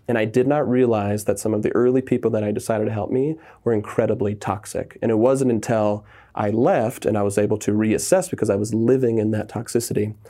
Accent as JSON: {"language": "English", "region": "Southern California", "country": "United States", "tie": "born or raised there", "said": "I was raised in Southern California"}